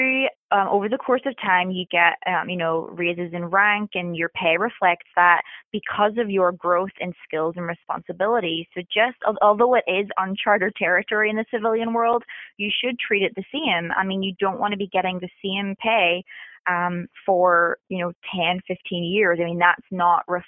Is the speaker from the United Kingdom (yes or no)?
yes; Northern Ireland, United Kingdom; moved away as an adult; also born or lived in Middle East / Japan; now in Virginia Beach, United States; born and bred in Northern Ireland. Left there at 18 and lived in the Middle East and Japan, but have been in the States now